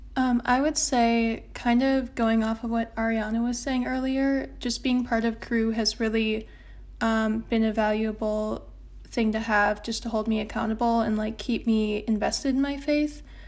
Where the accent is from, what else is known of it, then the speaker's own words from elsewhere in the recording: La Crosse, Wisconsin, United States; now in Madison, United States; I'm from La Crosse, Wisconsin